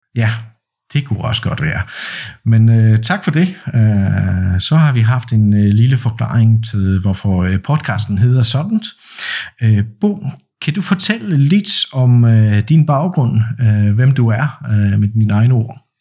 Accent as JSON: {"language": "Danish", "country": "Poland", "tie": "born or raised there", "said": "jeg er født og opvokset i Polen, og jeg bor i Poznan"}